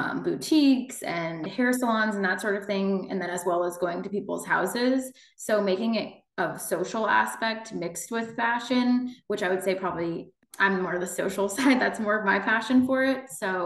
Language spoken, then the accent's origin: English; East Coast, United States; moved away as an adult; also born or lived in Philadelphia; now in Kansas City, United States; I'm from the East Coast originally, but I'm transplanted to Kansas by way of KU.